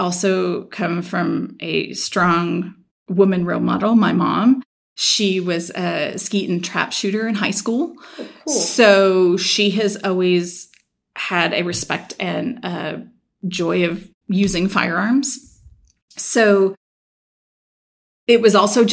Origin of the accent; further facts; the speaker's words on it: Sacramento, California, United States; also born or lived in Rocklin, California; I grew up right here in the Sacramento area